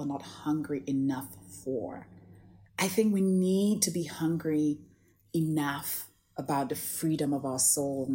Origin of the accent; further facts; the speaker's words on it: St. Lucia; now in Toronto, Canada; I grew up in the Caribbean in St. Lucia in a very tiny village called Bas Labowi